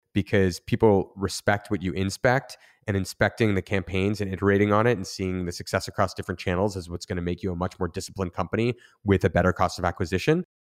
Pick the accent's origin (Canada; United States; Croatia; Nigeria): Canada; Niagara region, near Niagara Falls, Ontario; I grew up in Niagara region near, uh, Niagara Falls, Canada